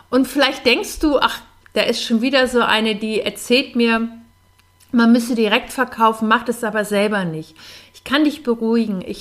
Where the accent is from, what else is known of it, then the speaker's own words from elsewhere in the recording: Hamburg, Germany; Äh, ich komme aus Hamburg und ähm, da gab es samstags immer das Hamburger Abendblatt, das gibt es heute noch